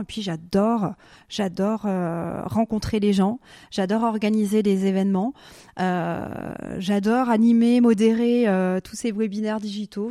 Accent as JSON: {"language": "French", "area": "Alsace", "region": "Grand Est", "country": "France", "tie": "born or raised there", "also_born_or_lived": "Basel, Switzerland", "moved": "as an adult", "lives_now": "Switzerland", "said": "j'habitais en Alsace, mhm. je suis née dans l'Est, j'ai passé toute ma jeunesse dans l'Est."}